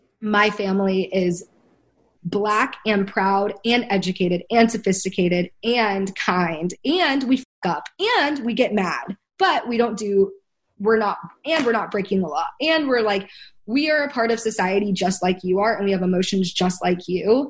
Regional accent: United States; we're all from America

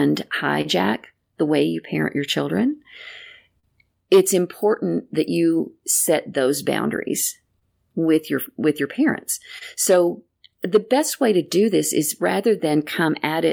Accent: Greenville, Texas, United States; There was a sign to the entrance of our city that said, "Welcome to Greenville, Texas

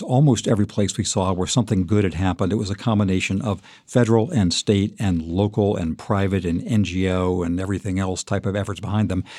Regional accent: Redlands, California, United States; moved away; also born or lived in China; When I was a kid in Redlands, California

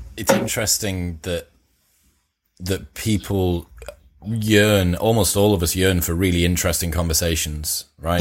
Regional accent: Teesside, North East England, United Kingdom; I'm from Teesside

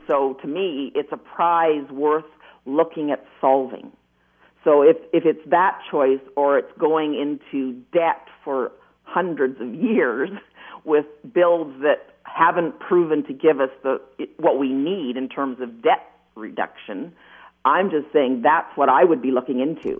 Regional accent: Wainfleet, Ontario, Canada; I'm from Waynflete. I live in Waynflete

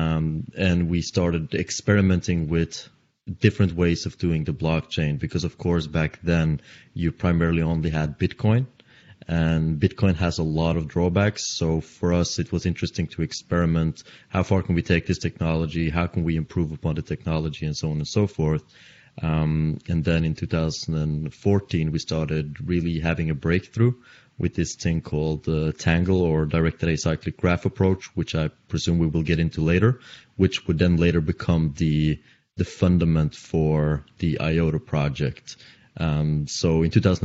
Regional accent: Oslo region of Norway, Norway; from Norway and the Oslo region of Norway.

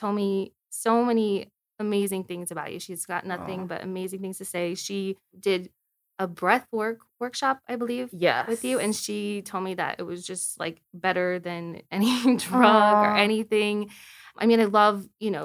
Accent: Utah, United States; I'm from Utah

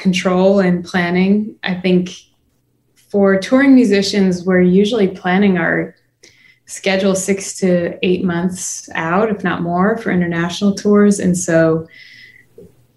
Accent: Chicago, Illinois, United States; moved away as an adult; now in Nashville, United States; I wasn't technically born in Chicago, but I was largely raised there. I lived there from when I was 4 till when I was 18. So that's kind of my hometown

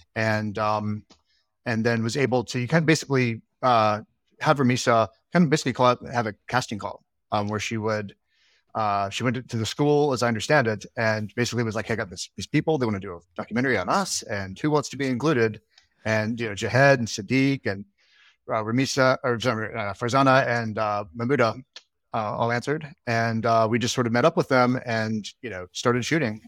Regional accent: Alabama, United States; now in Brooklyn, United States; I'm from Alabama. I grew up in Alabama.

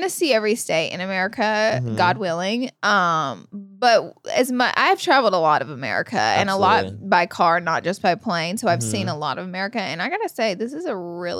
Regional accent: Alabama, United States; Someone said they're surprised I haven't because I'm from Alabama.

